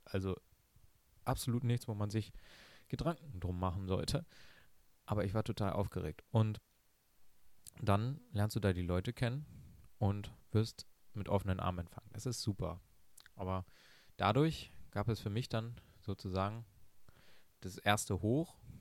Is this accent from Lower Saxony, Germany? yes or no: yes; Lower Saxony, Germany; ich bin ein Flachland-Tiroler, ich komme aus Niedersachsen. Das ist sehr, sehr flach hier